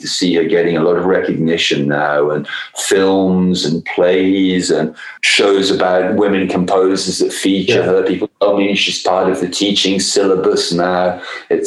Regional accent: Coventry, West Midlands, United Kingdom; moved away; which is where we were making the album and where I'm from as well originally

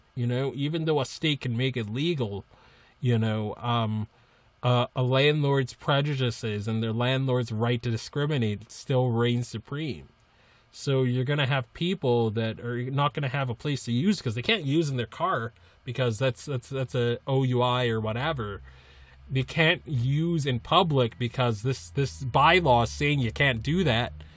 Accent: Massachusetts, United States; I'm from Massachusetts

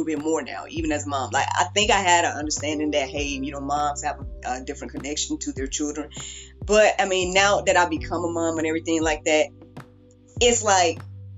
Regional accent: the South, United States; I'm from the South

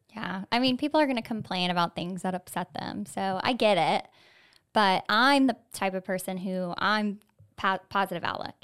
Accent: Florida, United States; I myself am a native Floridian

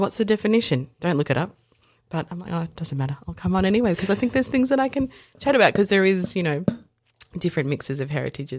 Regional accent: South Africa; So I was born in South Africa and I am coloured South African. So in South Africa, there's whites, coloureds, blacks, traditionally, and I fit into that coloured mix.

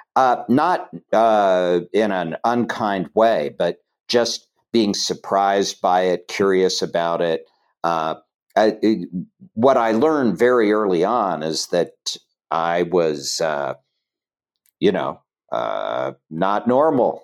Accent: Chillicothe, Ohio, United States; moved away as an adult; I grew up in Chillicothe, Ohio

